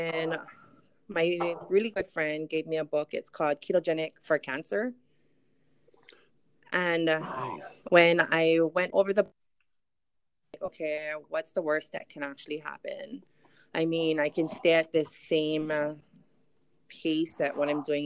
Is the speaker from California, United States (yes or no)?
no; Molokai, Hawaii, United States; also born or lived in Hilo, Hawaii; now in Oahu, United States; I'm actually born and raised in Molokai. And then about 18 years ago, I moved over to Big Island